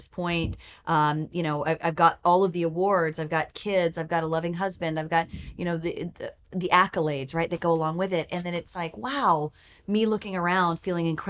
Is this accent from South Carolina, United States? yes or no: yes; South Carolina, United States; now in Nashville, United States; I'm from South Carolina